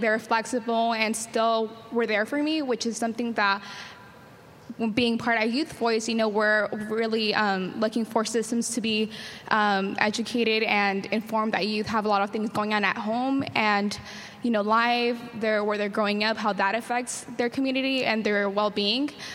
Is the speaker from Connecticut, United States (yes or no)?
no; San Diego, California, United States; I'm from City Heights